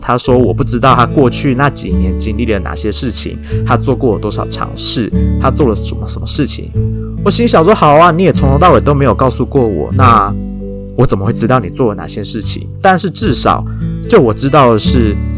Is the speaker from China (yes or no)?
no; Taiwan; 我本人是台湾出生、长大、土生土长的台湾人